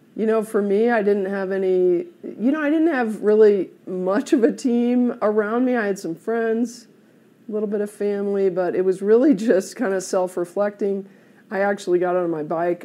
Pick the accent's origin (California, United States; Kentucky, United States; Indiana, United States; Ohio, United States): Indiana, United States; South Bend; moved away as an adult; also born or lived in Oklahoma; now in Colorado, United States; I grew up in Indiana, South Bend